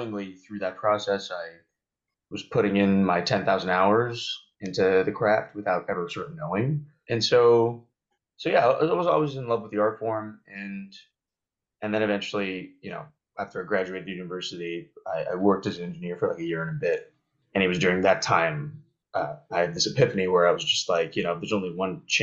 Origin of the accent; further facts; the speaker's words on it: Banff, Alberta, Canada; also born or lived in Calgary, Alberta; I grew up in Canada. For those who don't know, I grew up in Banff, which is a very touristy spot in Canada